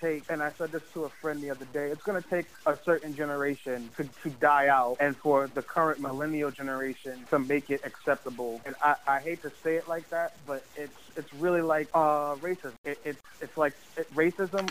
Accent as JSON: {"language": "English", "town": "New York City", "region": "New York", "country": "United States", "tie": "born or raised there", "said": "I grew up in Harlem in Polo Grounds Towers, in the PJs"}